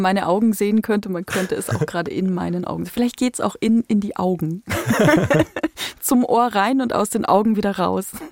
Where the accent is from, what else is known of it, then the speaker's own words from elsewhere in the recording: Upper Palatinate, Bavaria, Germany; Ich komme aus der Wein